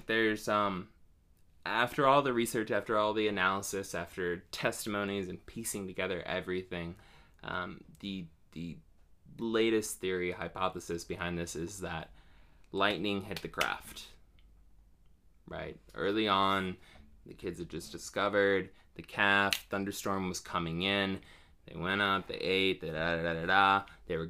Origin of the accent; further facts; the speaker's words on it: Ohio, United States; now in North Carolina, United States; I'm from Ohio